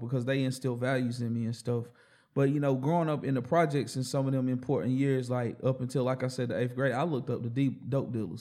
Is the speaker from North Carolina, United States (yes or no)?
yes; Hickory, North Carolina, United States; also born or lived in Forest City, North Carolina / Shelby, North Carolina / Lawndale, North Carolina / Asheville, North Carolina; I'm a straight North Carolinian.